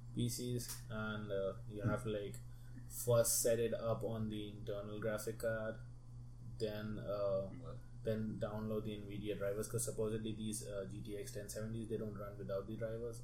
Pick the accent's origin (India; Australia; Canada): India; moved away as an adult; also born or lived in Texas; I'm Indian.